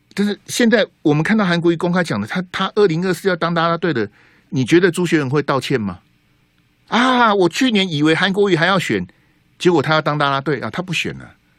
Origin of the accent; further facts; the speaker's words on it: Taiwan; 我们台湾人